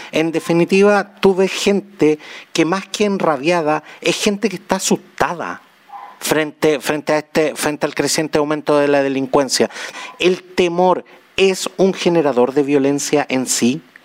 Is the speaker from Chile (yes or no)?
yes; Chile; Somos los chilenos